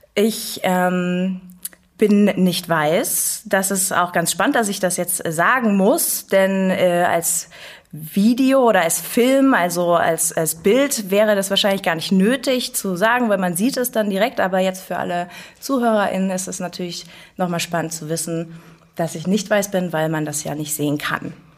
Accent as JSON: {"language": "German", "town": "Dresden", "region": "Saxony", "country": "Germany", "moved": "yes", "lives_now": "Leipzig, Germany", "said": "ich komme aus Dresden, im Tal der Ahnungslosen"}